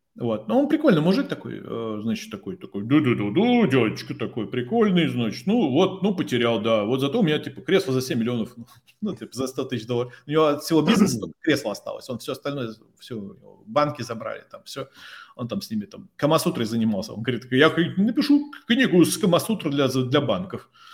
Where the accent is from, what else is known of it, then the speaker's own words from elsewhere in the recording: Tomsk, Tomsk Oblast, Russia; moved away as an adult; also born or lived in Moscow; я простой пацан из Томска